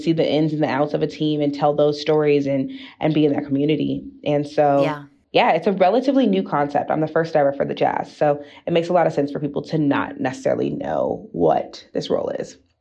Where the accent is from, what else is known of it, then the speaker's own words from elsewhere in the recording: East Coast, United States; now in Utah, United States; I'm from the East Coast.